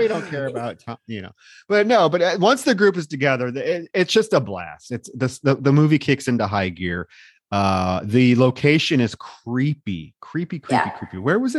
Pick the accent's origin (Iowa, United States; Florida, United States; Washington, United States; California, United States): Iowa, United States; Davenport; she was actually born in my hometown, Davenport, Iowa.